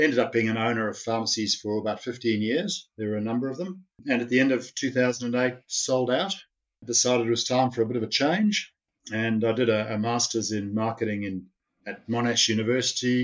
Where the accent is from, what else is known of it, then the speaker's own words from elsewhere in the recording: Zimbabwe; moved away as an adult; also born or lived in South Africa / Sydney, Australia; now in Canberra, Australia; I was born in Zimbabwe and grew up there and went to school and then ended up at university